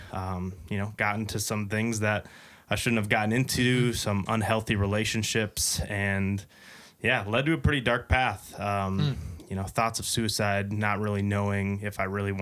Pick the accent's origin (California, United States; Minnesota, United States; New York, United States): Minnesota, United States; Lakeville; I was born and raised in Lakeville, Minnesota